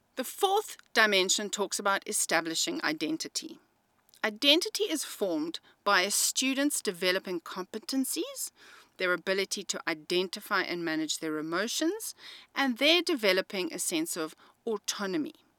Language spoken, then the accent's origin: English; South Africa; I am an English-speaking South African